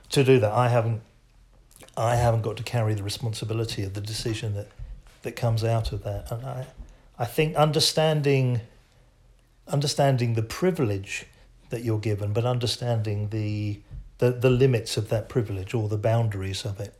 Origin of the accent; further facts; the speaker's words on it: England, United Kingdom; as an Englishman